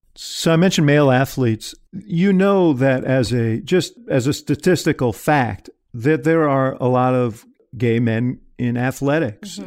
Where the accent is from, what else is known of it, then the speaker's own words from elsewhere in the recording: Chicago, Illinois, United States; I'm a Chicagoan